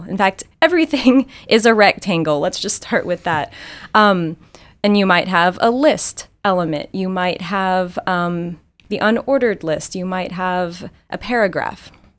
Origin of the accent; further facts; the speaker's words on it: Texas, United States; I'm from Texas, and so tacos are just my comfort food.